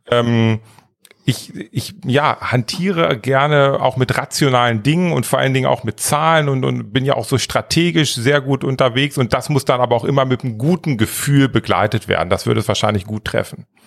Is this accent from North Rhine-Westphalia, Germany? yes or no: no; small village near Northeim, Lower Saxony, Germany; Also ich bin in einem ganz, ganz kleinen Dorf aufgewachsen. Das ist so 20 Kilometer nördlich von Nordheim, Wiershausen und 130 Einwohner